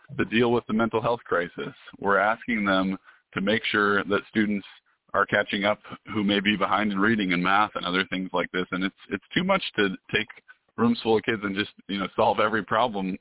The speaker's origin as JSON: {"language": "English", "region": "Washington", "country": "United States", "said": "I'm originally from Washington State"}